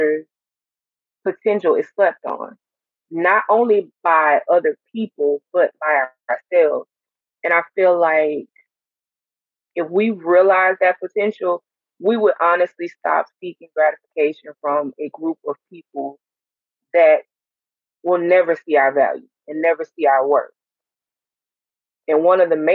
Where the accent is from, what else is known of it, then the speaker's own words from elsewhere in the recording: Montgomery, Alabama, United States; Montgomery, Alabama, to be exact